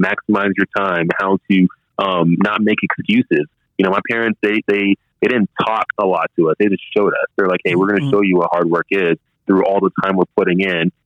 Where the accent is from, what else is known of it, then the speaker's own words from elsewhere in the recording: Dallas, Texas, United States; growing up in Dallas, Texas